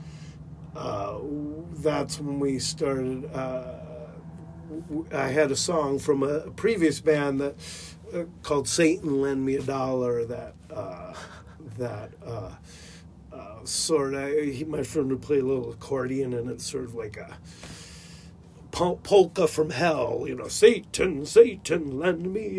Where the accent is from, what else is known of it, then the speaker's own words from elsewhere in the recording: La Mesa, California, United States; I grew up in San Diego, a little nook called La Mesa, California.